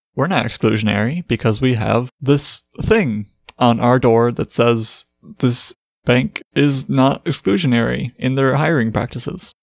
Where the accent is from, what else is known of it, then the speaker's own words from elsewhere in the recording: Midwest, United States; as a Midwesterner